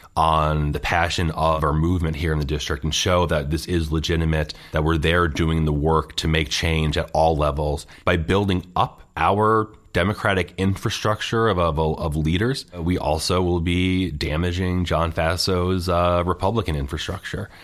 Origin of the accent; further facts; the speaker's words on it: Scotia, New York, United States; now in Guilderland, United States; I grew up in Scotia, which is outside of Schenectady.